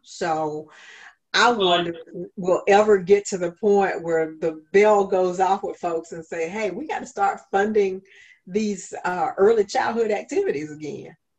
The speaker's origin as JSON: {"language": "English", "town": "Augusta", "region": "Georgia", "country": "United States", "tie": "born or raised there", "also_born_or_lived": "Richmond, Virginia / Williamsburg, Virginia", "said": "this is my hometown"}